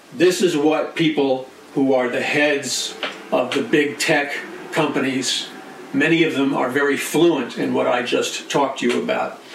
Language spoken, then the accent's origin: English; New York City, New York, United States; growing up in New York City